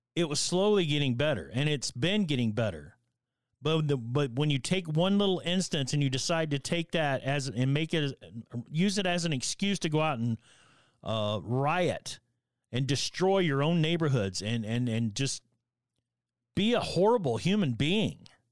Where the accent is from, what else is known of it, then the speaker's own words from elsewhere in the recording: Northern Alabama, United States; growing up in Northern Alabama